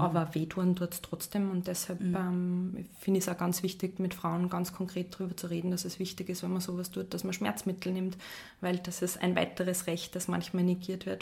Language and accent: German; Salzburg, Austria; moved away; also born or lived in Vienna; ich bin ursprünglich Salzburgerin